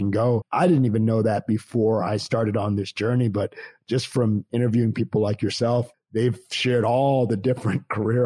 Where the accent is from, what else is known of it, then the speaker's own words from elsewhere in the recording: Canada; moved away; I grew up in Canada